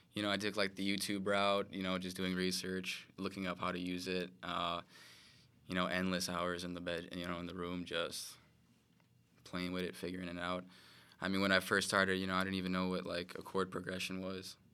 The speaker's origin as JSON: {"language": "English", "town": "Chicago", "region": "Illinois", "country": "United States", "tie": "born or raised there", "said": "born and raised in Chicago, Illinois"}